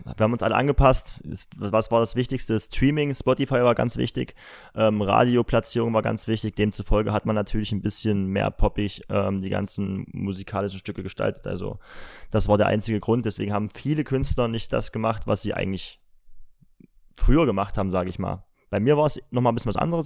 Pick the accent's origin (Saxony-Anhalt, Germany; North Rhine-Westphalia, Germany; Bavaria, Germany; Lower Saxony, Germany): Saxony-Anhalt, Germany; Halle; ich komme aus Halle, bin 24 Jahre alt